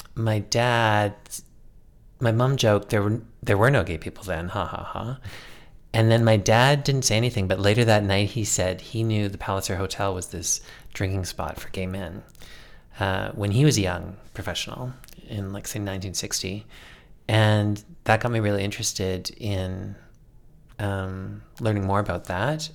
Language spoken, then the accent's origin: English; Calgary, Alberta, Canada; I grew up in Calgary um, and have long, deep roots here.